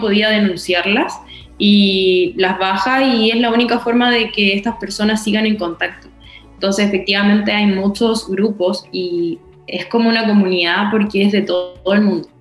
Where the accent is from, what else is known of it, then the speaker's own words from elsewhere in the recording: Concepción, Biobío, Chile; soy de Conce y te tratan mal por eso